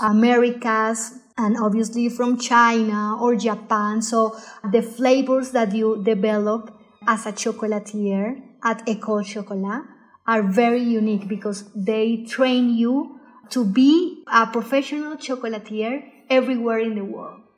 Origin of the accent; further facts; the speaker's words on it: Cartagena, Bolívar, Colombia; first language Spanish; English is a second language; moved away; also born or lived in Ghent, Belgium; I am from Colombia. I am from a town called Cartagena near to the Caribbean.